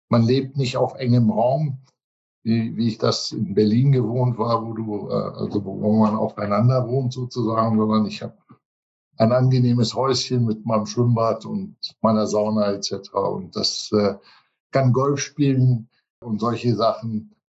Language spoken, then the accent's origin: German; Johannesburg, Gauteng, South Africa; Ich bin auch geboren in Johannesburg in Südafrika. Auch meine Eltern sind damals sogar separat ausgewandert. Die haben sich hier kennengelernt in Johannesburg und bin hier aufgewachsen, hier zur Schule gegangen.